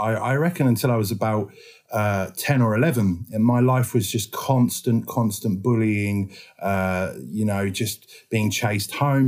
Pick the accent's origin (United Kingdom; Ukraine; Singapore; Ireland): United Kingdom; Harwich, East of England; I grew up in a small town called Harwich and Dover Court. And it's on the coast in Essex